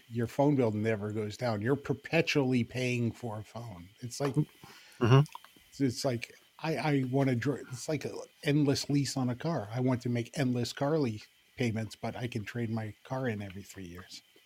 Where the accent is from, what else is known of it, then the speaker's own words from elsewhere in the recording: Central Pennsylvania, United States; … and I we were raised in Central Pennsylvania